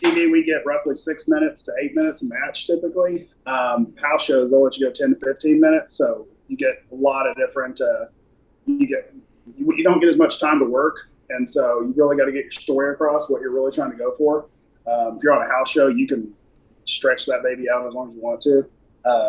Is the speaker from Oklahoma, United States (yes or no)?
yes; Oklahoma, United States; moved away; I was raised in Oklahoma